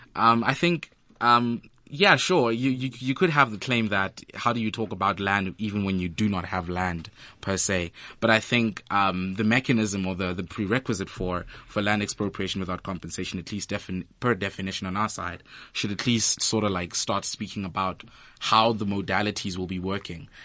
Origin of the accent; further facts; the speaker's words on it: Free State, South Africa; I was born and bred in the Free State